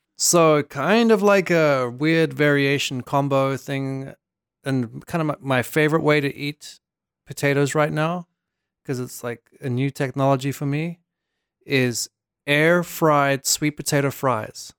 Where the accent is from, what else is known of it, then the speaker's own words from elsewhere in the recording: South Africa; moved away; I'm from Africa